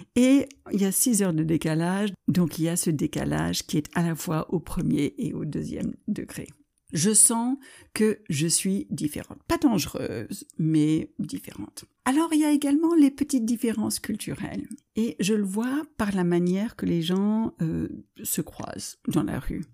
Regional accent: United States; French is a second language; moved away; also born or lived in France; Je suis de double nationalité américaine et française.

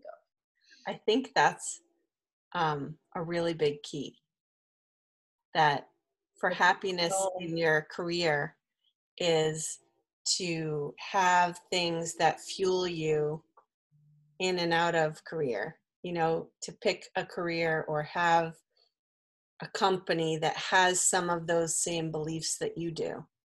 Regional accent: Newton, Massachusetts, United States; also born or lived in Brookline; I'm from the Brookline area. I actually grew up in Newton

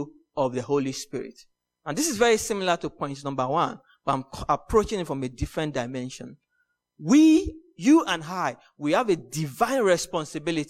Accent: Nigeria; growing up in Nigeria.

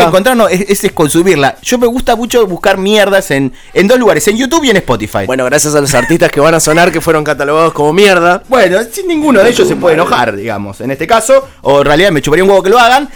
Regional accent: Argentina; como argentinos

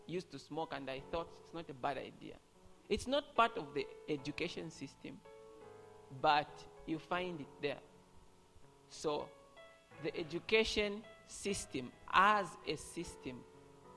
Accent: Kasama, Northern Province, Zambia; moved away; I was from Kasama

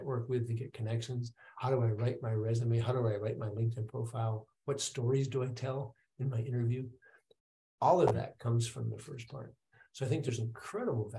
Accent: Wisconsin, United States; also born or lived in Michigan; I grew up in Wisconsin, but I was born in Michigan

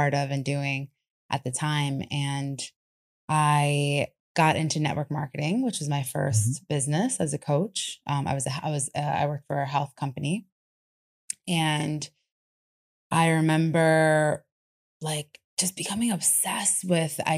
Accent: New York, United States; moved away; I'm from New York originally, born and raised

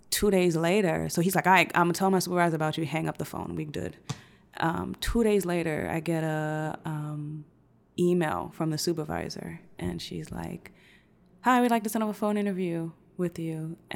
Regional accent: Brooklyn, New York, United States; but growing up in New York and growing up in Brooklyn, the the idea of what fun is, or what nightlife is

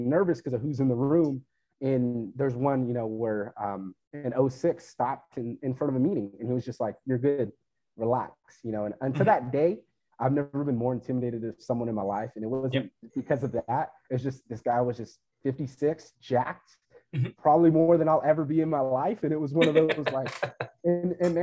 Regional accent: Fresno, California, United States; I'm originally from Fresno, California

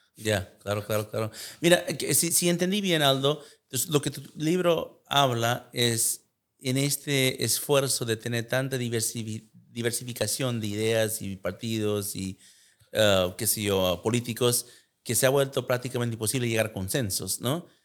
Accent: United States; yo nací en Estados Unidos

